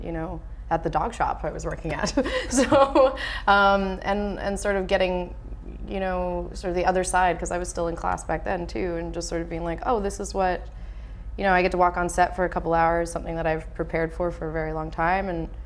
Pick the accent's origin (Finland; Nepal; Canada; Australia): Canada; Vancouver, British Columbia; I'm still in my hometown